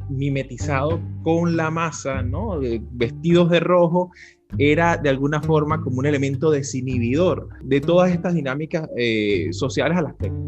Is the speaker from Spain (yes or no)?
no; Caracas, Capital District, Venezuela; yo soy eh, caraqueño y en Caracas hay una, había una frase muy controvertida del Caracas Fútbol Club